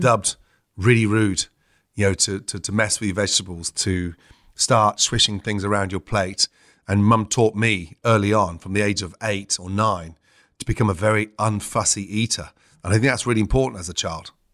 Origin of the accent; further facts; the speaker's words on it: Stratford-upon-Avon, West Midlands, United Kingdom; I grew up in Stratford upon Avon